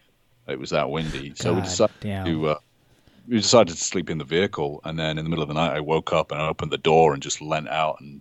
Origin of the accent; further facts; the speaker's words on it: United Kingdom; I'm British